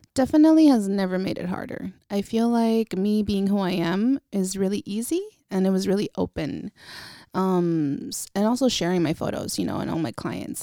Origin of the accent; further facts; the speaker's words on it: Vallejo, California, United States; also born or lived in Napa, California; I was born in Napa and raised in Vallejo